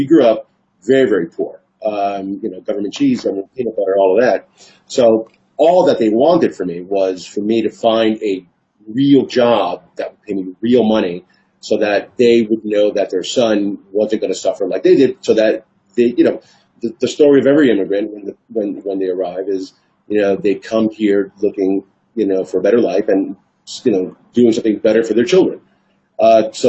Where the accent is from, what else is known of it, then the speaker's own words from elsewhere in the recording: Hialeah, Florida, United States; also born or lived in New York City; I was born in New York City, raised in Miami, Hialeah, Florida